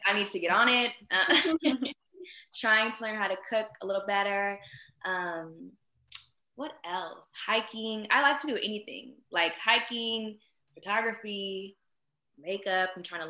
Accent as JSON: {"language": "English", "town": "Sacramento", "region": "California", "country": "United States", "said": "I am from Sacramento, California. Same place Doughboy is from."}